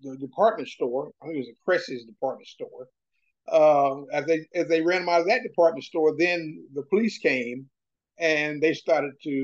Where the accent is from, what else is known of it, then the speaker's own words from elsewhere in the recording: Chattanooga, Tennessee, United States; moved away as an adult; I grew up in Chattanooga, Tennessee